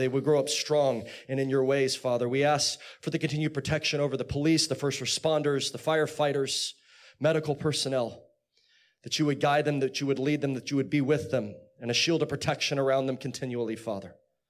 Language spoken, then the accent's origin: English; Chatsworth, California, United States; also born or lived in Texas; I grew up in California. In fact, I live not too far down the street. It used to be at apartments called, they were called, I think there's something different now, Loreline Gardens in Chatsworth. Yeah, someone said, yeah. And then we moved to Texas.